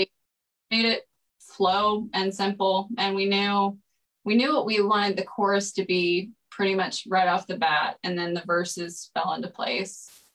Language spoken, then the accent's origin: English; Greenville, Texas, United States; moved away as an adult; also born or lived in Colorado / Orange County, California; now in Los Angeles, United States; I am from Greenville, Texas, um, about an hour northeast of Dallas.